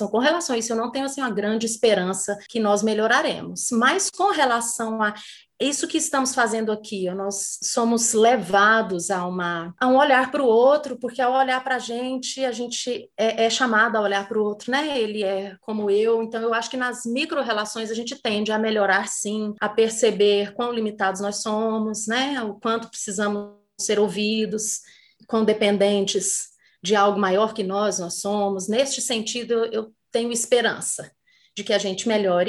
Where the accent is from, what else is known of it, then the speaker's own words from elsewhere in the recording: Brazil; Sendo brasileira